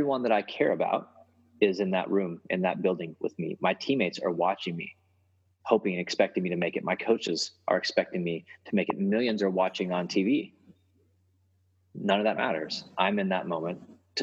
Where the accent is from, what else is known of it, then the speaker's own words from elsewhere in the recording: Missouri, United States; moved away; also born or lived in Oklahoma; I grew up in Missouri for a long time and then Oklahoma.